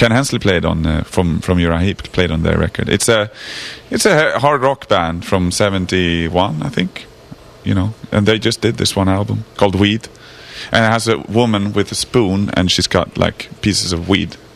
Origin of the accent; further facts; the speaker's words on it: Stockholm, Stockholm County, Sweden; English is a second language; It doesn't really have anything to do with me because I'm from Stockholm.